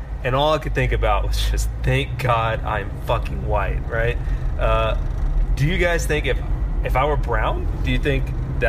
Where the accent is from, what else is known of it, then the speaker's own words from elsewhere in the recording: Austin, Texas, United States; I am from Austin, Texas.